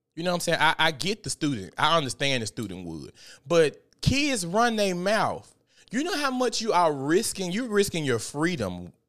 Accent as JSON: {"language": "English", "town": "Memphis", "region": "Tennessee", "country": "United States", "said": "I went to Southside. I'm from Memphis"}